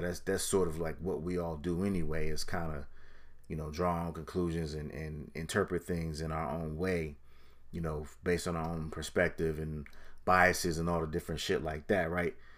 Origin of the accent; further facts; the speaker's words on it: Connecticut, United States; I'm from Connecticut, so I'm, I'm your next door neighbor.